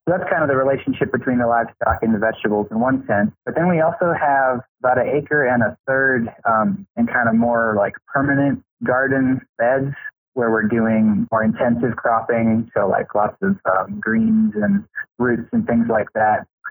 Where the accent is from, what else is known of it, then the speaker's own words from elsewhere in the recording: Detroit, Michigan, United States; moved away; I was born in Detroit, Michigan, actually, and and, and but we had an acre of ground, and my mother raised rabbits